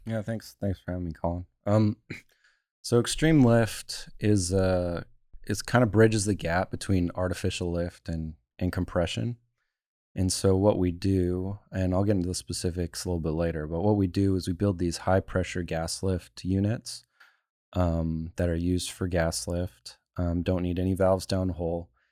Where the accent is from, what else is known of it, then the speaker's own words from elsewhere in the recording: Calgary, Alberta, Canada; moved away; I grew up in Calgary.